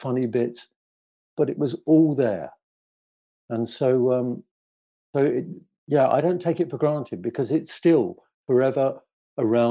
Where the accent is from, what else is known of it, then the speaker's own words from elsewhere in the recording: London, United Kingdom; the big, huge council estate where I grew up in the East End of London